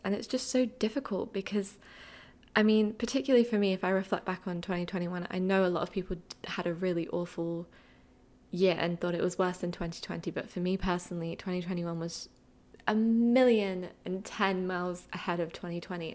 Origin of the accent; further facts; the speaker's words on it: Essex, East of England, United Kingdom; moved away as an adult; also born or lived in London; now in New York City, United States; I grew up in Essex in the UK